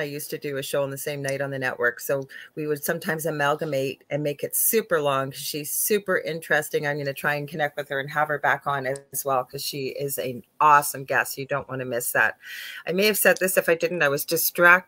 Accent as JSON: {"language": "English", "country": "Canada", "said": "I'm a Canadian clairvoyant medium"}